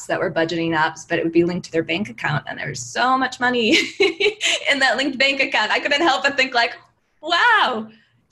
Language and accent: English; Midwest, United States; also born or lived in New York; now in Los Angeles, United States; I grew up in the Midwest